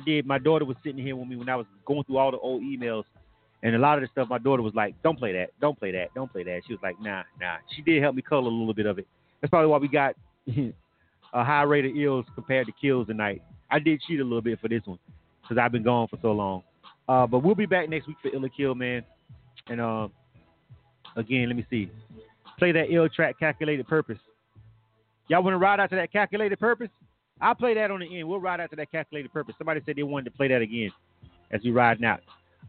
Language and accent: English; Panama City, Florida, United States; Panama City, Florida, which again is my hometown